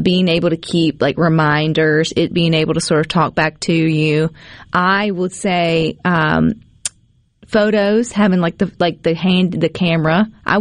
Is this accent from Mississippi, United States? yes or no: yes; Mississippi, United States; I'm from Mississippi